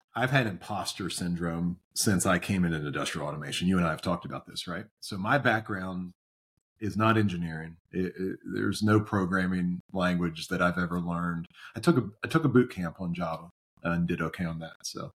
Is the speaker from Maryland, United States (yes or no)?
yes; Maryland, United States; growing up in Maryland, the Orioles, obviously, my team